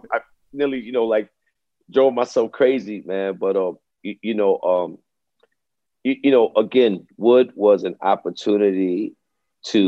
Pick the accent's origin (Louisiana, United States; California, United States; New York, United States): New York, United States; New York City; grew up in Brooklyn, man. I grew up in East Flatbush, Brooklyn, in a little project called the Vandeveer States